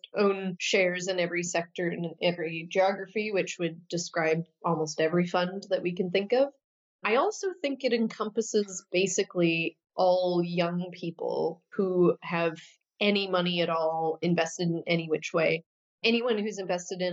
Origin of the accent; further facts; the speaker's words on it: Saskatoon, Saskatchewan, Canada; was a community organizer back in my hometown of Saskatoon, Saskatchewan, Canada